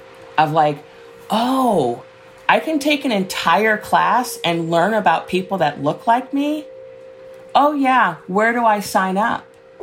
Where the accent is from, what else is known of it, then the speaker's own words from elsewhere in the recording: Chicago, Illinois, United States; I was born and raised in Chicago, and the whole connection to the Black Panther Party, I say, is I was born in 1966